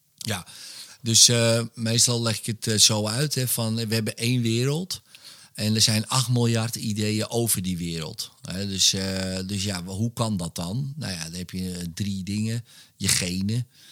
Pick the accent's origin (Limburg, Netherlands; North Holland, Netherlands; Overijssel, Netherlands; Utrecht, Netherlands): North Holland, Netherlands; Wormerveer; ik ben opgegroeid in Wormerveer